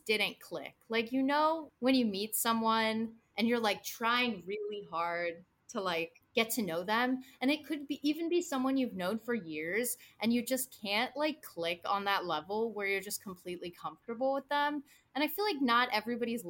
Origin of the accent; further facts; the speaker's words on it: Cincinnati, Ohio, United States; moved away as an adult; also born or lived in Michigan / Boston; I started off in Cincinnati. I was born and raised in the Midwest